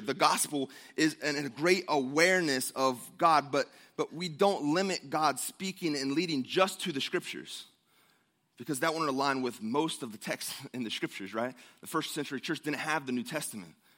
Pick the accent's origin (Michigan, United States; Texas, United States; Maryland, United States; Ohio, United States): Ohio, United States; moved away; I grew up in Ohio, the, the great Ohio, right? The Buckeye State